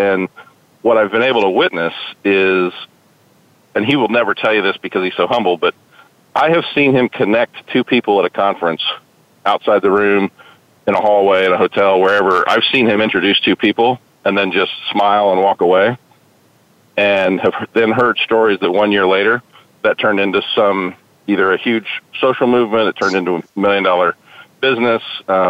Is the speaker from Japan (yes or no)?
no; Fort Worth, Texas, United States; But had a great time growing up in Fort Worth, Texas.